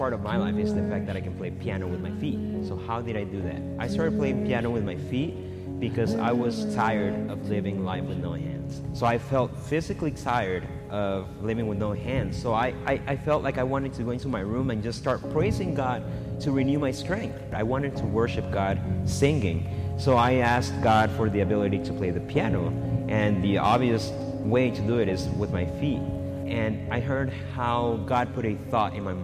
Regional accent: Guatemala; I was born in Guatemala

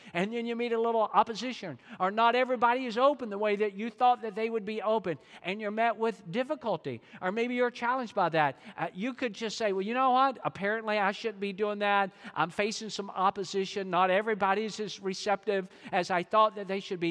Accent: Georgia, United States; I'm from Georgia, and you think I can't talk quick

